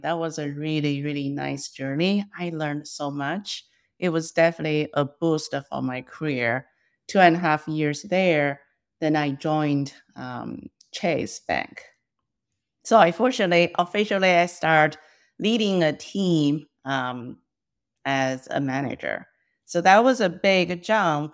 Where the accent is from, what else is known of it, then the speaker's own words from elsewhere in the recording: China; first language Mandarin; English is a second language; moved away as an adult; now in United States; I was born and raised in China